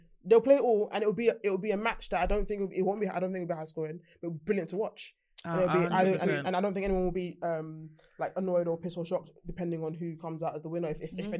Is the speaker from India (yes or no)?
no; Jamaica; I'm a Jamaican.